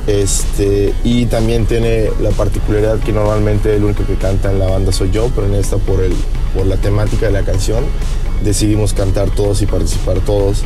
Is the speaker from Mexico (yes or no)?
yes; Mérida, Yucatán, Mexico; en Mérida, de donde somos nosotros originarios, somos, somos de Mérida